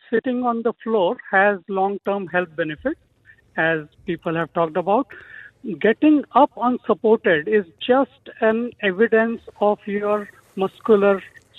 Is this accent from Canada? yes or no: no; Mumbai, Maharashtra, India; moved away as an adult; now in Christchurch, New Zealand; Yeah, so sitting on the floor is, you know, very much part of the Indian culture where I grew up. So even after we moved to Christchurch from Mumbai in January 2002, we have continued to have meals while we sit on the floor in the cross-legged position.